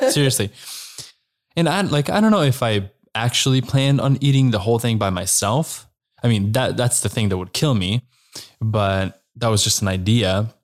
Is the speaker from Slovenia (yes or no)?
yes; Slovenia; I am from Slovenia